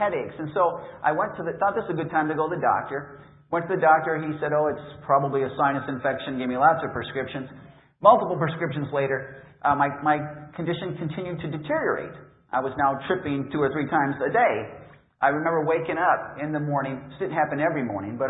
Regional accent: Appleton, Wisconsin, United States; I'm from Appleton, which is about 30 miles south of Green Bay

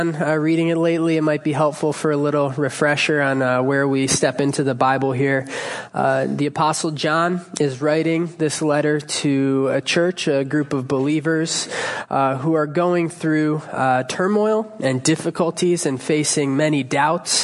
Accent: Cleveland, Ohio, United States; I hail from Cleveland, Ohio

